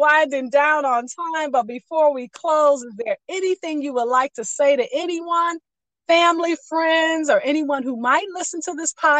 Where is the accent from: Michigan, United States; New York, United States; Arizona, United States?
Michigan, United States; Pontiac; moved away; Growing up in Pontiac was the jam.